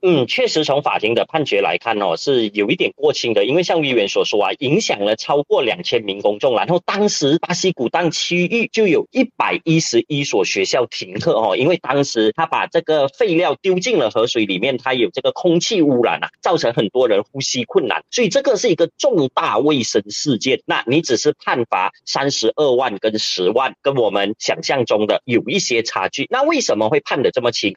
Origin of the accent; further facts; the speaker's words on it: Johor, Malaysia; 我本身是柔佛人